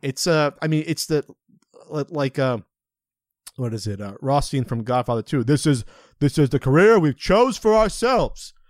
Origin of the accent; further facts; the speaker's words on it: New Jersey, United States; moved away as an adult; I was from Central Jersey.